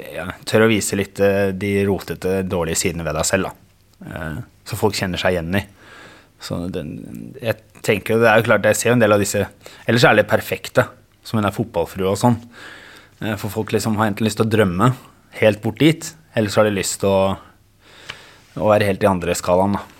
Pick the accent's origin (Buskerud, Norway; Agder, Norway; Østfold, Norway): Buskerud, Norway; Geilo; also born or lived in Bergen; Jeg er født i Bergen eh, og flyttet til Geilo